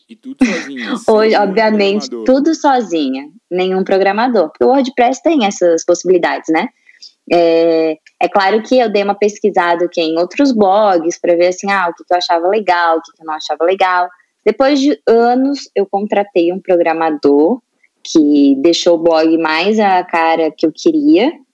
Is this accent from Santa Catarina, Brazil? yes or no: yes; Itajaí, Santa Catarina, Brazil; eu sou de Itajaí, Santa Catarina